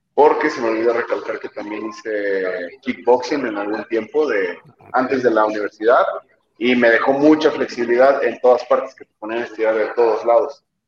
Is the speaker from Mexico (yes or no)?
yes; Jilotepec, Mexico; moved away as an adult; now in Toluca, Mexico; en Quilotepec, de donde soy